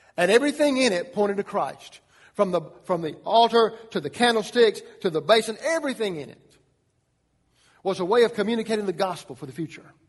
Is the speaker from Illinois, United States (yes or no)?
no; Atlanta, Georgia, United States; I was born in Atlanta, Georgia